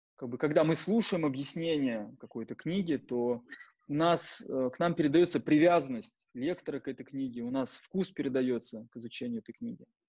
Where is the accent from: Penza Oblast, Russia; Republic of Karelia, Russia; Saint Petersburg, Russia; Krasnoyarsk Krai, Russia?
Penza Oblast, Russia; Penza; moved away as an adult; also born or lived in Moscow; в городе Пенза, в моем родном городе